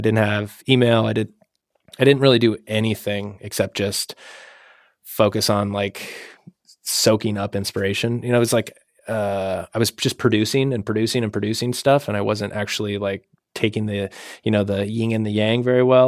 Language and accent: English; Washington, United States; moved away; also born or lived in Idaho; I'm from Washington State originally